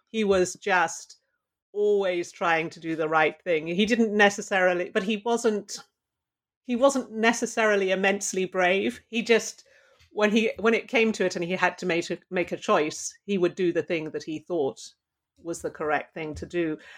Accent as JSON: {"language": "English", "region": "London", "country": "United Kingdom", "tie": "born or raised there", "moved": "yes", "lives_now": "Pittsburgh, United States", "said": "I grew up in London"}